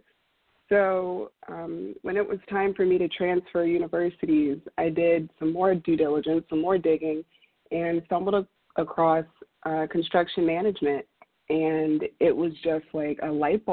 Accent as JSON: {"language": "English", "region": "Southern Maryland", "country": "United States", "tie": "born or raised there", "also_born_or_lived": "Houston, Texas", "moved": "as an adult", "said": "I was born and raised in Southern Maryland and moved to Houston on an academic scholarship to get my education"}